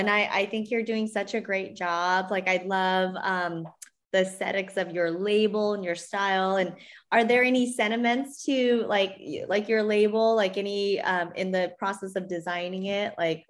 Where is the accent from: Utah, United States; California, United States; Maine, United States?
California, United States; Northern; also born or lived in San Diego; I grew up actually in Northern California. And so I didn't come down to San Diego till I went to college at San Diego State.